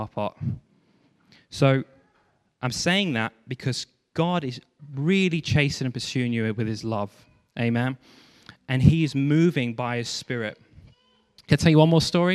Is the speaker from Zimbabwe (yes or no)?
no; Stafford, West Midlands, United Kingdom; moved away; I came back to my hometown, Stafford